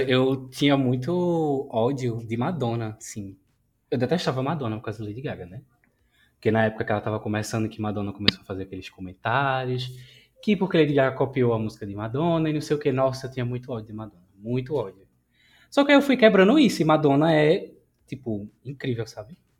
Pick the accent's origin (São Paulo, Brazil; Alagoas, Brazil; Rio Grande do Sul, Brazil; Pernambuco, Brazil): Pernambuco, Brazil; Recife; Sou de Recife